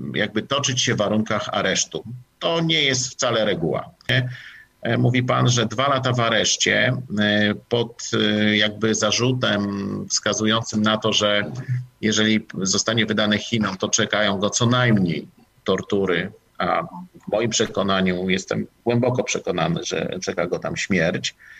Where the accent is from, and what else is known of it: Poland